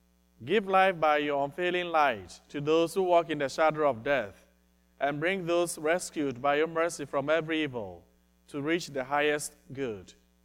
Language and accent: English; Ghana; now in Des Moines, United States; I live in Des Moines. I'm also from Ghana, where Father Patrick hails from.